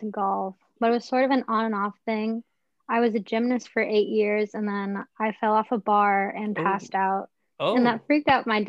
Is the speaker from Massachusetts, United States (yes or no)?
no; Irvine, California, United States; moved away; I'm from Irvine, California.